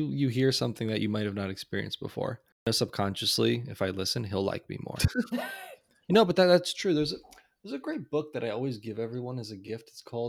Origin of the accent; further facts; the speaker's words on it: Poland; I'm from Poland